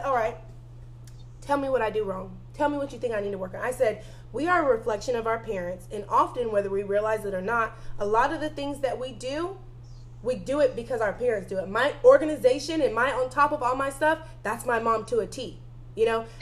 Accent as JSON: {"language": "English", "region": "the South", "country": "United States", "said": "I'm from the South"}